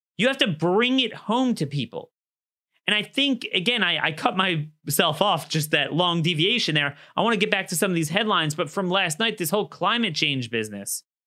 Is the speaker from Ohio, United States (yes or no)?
no; Baltimore County, Maryland, United States; Baltimore County, I'm just picking my hometown